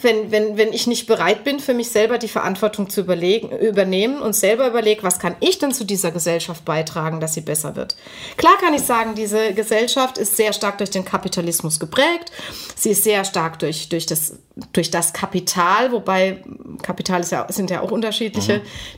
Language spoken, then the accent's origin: German; West Germany, Germany; jetzt rede ich als Westdeutsche